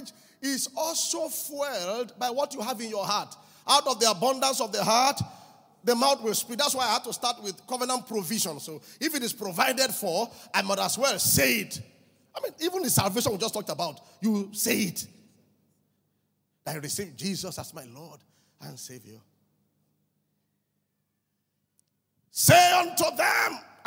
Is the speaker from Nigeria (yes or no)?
yes; Mile 2 Estate, Lagos, Nigeria; I grew up with him in Mile 2 Estate